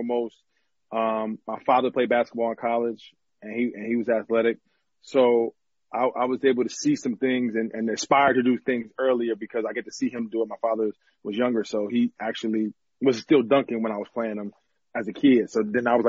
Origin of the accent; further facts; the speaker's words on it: New Jersey, United States; moved away as an adult; I'm from New Jersey